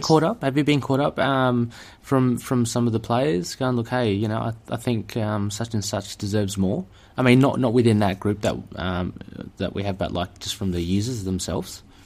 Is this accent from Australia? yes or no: yes; Australia; I'm an Aussie here